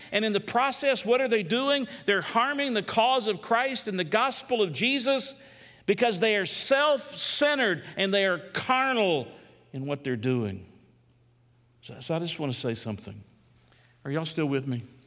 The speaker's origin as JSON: {"language": "English", "country": "United States", "said": "As an American"}